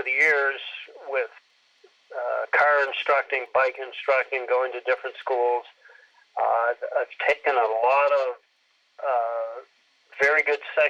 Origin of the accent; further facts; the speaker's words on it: Moncton, New Brunswick, Canada; moved away as an adult; I was born and raised in Eastern Canada, a town called Moncton, New Brunswick